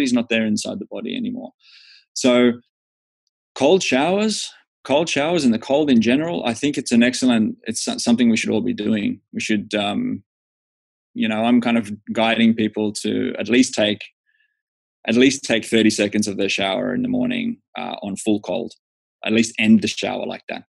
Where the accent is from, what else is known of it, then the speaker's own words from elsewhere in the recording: Australia; moved away as an adult; now in Finland; I'm Australian